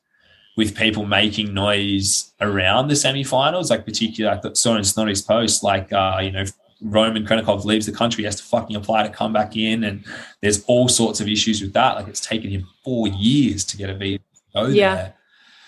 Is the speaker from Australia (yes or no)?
yes; Australia; moved away as an adult; now in Iceland; as an Australian